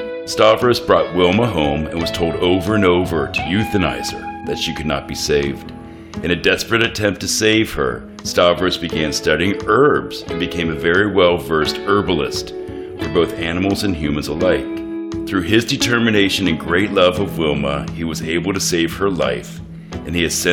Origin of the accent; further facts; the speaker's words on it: Ohio, United States; moved away as an adult; now in New York City, United States; I'm from Ohio. Not that there's diversity there, but I grew up in a very kind of Brady Bunch suburban environment.